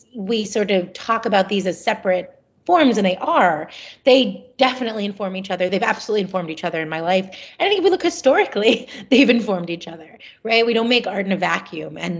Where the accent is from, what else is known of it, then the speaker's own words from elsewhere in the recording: Philadelphia, Pennsylvania, United States; growing up in Philadelphia. I really love Philadelphia because I think... Well, because it's my hometown